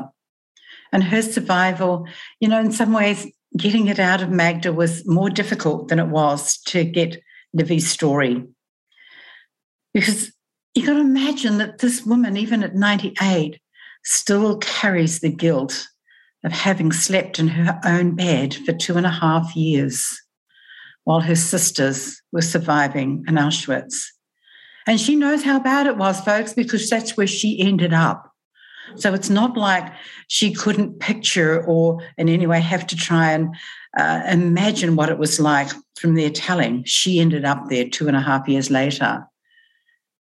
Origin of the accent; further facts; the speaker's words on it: New Zealand; moved away as an adult; now in Australia; as a young adult, and I moved from New Zealand to Australia